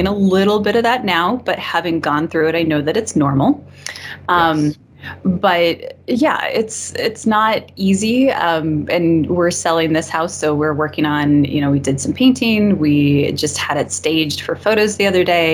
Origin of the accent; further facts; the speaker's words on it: Montana, United States; now in Colorado, United States; I grew up in Montana, which is very rural.